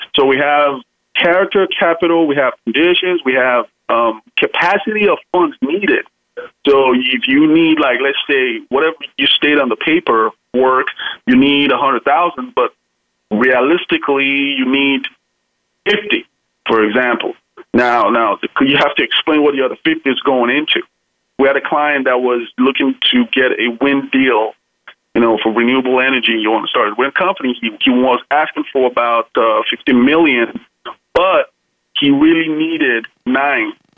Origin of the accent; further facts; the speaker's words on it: Nigeria; now in United States; I'm from originally from Nigeria, but uh, of course, I'm, I'm an American citizen now